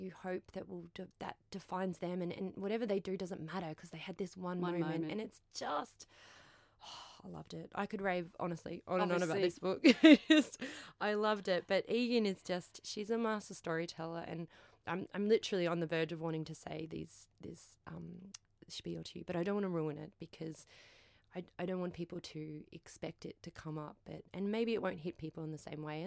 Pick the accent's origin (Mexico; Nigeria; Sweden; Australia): Australia; Queensland; I'm from Queensland